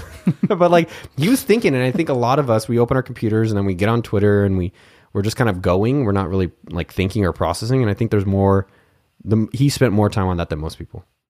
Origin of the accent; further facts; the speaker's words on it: Cupertino, California, United States; also born or lived in Pennsylvania; grew up in Cupertino, California, where I'm from